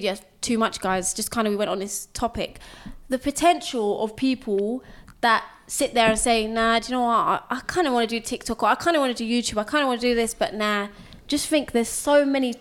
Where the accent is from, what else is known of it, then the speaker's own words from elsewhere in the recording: London, United Kingdom; we're from London